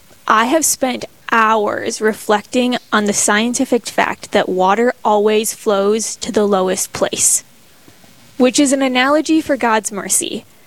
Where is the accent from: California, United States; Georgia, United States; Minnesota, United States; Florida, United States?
Minnesota, United States; Minneapolis–Saint Paul; moved away as an adult; I grew up in the Twin Cities.